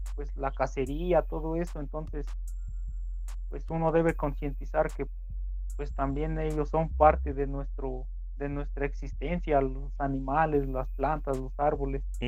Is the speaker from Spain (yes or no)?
no; Puebla, Mexico; aquí donde soy es un pueblo pequeñito